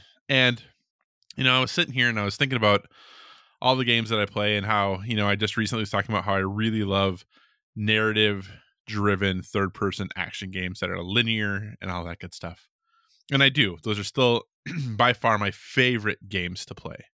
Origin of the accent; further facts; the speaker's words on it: Minneapolis–Saint Paul, Minnesota, United States; being from Minnesota, like, especially since I grew up around the Twin Cities